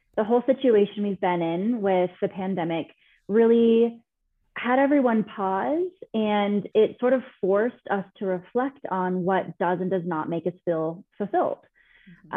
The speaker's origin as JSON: {"language": "English", "region": "California", "country": "United States", "moved": "as an adult", "lives_now": "Denver, United States", "said": "I'm from California originally. I now live in Denver, Colorado."}